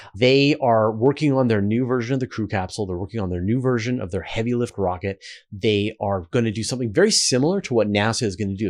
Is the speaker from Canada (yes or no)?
yes; Canada; accent: Canadian; my Canadian accent